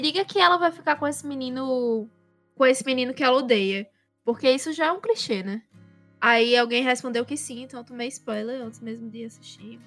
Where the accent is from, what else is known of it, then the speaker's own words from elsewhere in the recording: Northeast Region, Brazil; quando eu era pequena, eu também não achava tão legal ser nordestina